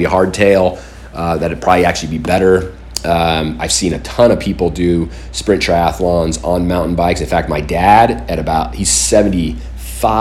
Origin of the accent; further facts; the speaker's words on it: Southern California, United States; I grew up down in Southern California.